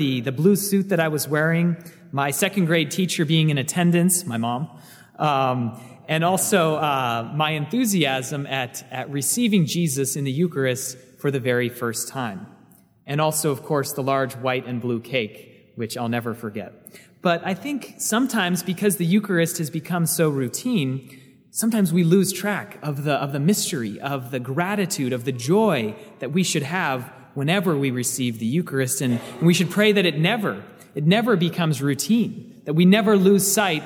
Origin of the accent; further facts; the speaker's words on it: Seattle, Washington, United States; moved away as an adult; also born or lived in Virginia; now in Manassas, United States; I grew up in the Seattle area where I was homeschooled, and what brought me to Virginia was I attended Christendom College